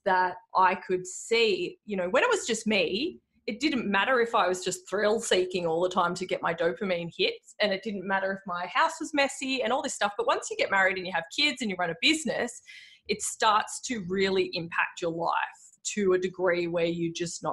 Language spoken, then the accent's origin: English; Frankston, Victoria, Australia; I grew up in Frankston. I went to high school in Frankston.